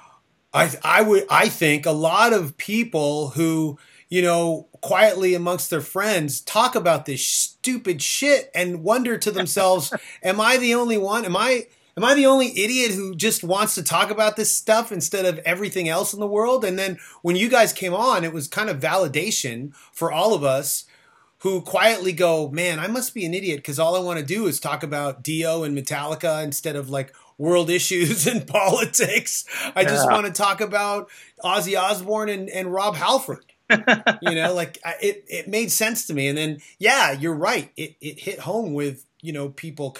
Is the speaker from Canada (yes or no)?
yes; Canada; a Canadian band